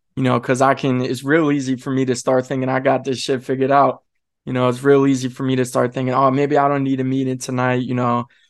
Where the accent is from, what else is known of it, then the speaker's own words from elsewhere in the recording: Kent County, Eastern Shore, Maryland, United States; moved away; I grew up over there on the eastern shore, man. I grew up in Kent County